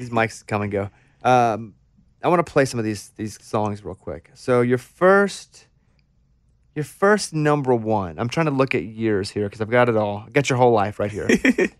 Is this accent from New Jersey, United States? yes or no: no; Arkansas, United States; growing up in Arkansas for me, it was a lot of country.